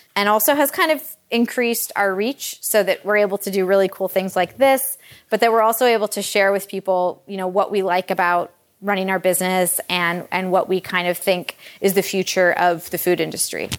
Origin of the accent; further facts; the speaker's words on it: Detroit, Michigan, United States; also born or lived in Kalamazoo, Michigan / New York; I grew up in the Metro Detroit area